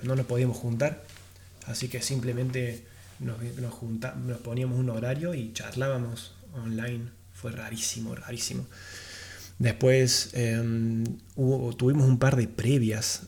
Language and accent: Spanish; Argentina; yo, siendo argentino y viajero sobre todo